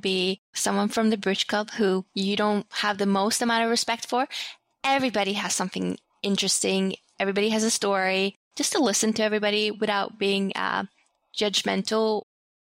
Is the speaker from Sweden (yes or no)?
yes; Sweden; now in United States; growing up in Sweden